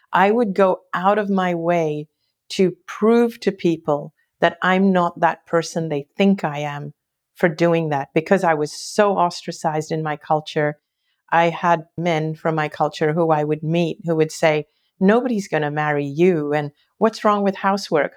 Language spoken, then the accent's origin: English; Hong Kong; I grew up in Hong Kong